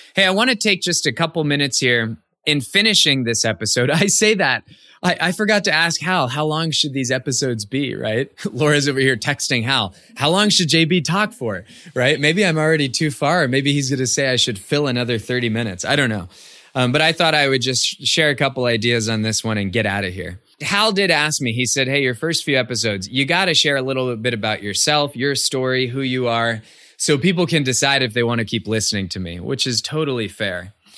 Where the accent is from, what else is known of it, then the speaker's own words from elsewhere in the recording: Cupertino, California, United States; I grew up in the Bay Area of California, and I, I share that because my hometown was Cupertino.